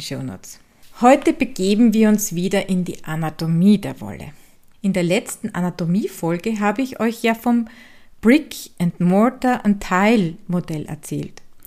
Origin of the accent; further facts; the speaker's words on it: Styria, Austria; accent: Styrian dialect; den steirischen Dialekt aus meiner Heimat